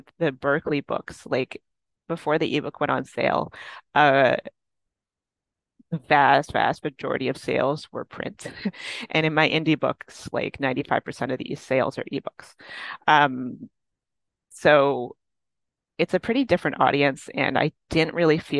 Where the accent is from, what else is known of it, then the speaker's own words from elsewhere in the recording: Toronto, Ontario, Canada; I like the city and I've lived here my whole life